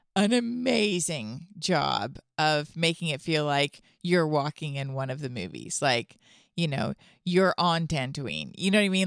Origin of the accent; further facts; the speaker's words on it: Toronto, Ontario, Canada; now in Franklin; I'm from Toronto